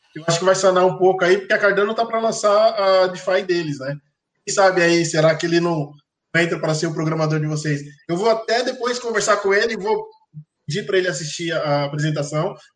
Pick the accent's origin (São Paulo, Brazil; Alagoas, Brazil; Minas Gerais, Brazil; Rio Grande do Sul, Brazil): São Paulo, Brazil; now in Rio de Janeiro, Brazil; Eu sou de São Paulo, tirei meus documentos de São Paulo